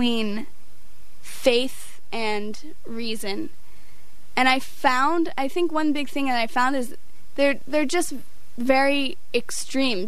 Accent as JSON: {"language": "English", "region": "Northeast", "country": "United States", "moved": "yes", "said": "I come from the Northeast"}